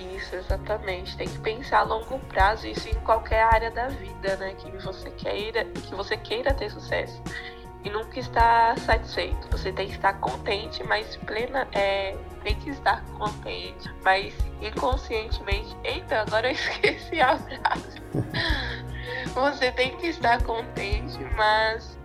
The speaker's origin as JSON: {"language": "Portuguese", "region": "São Paulo", "country": "Brazil", "said": "sou da cidade de São Paulo"}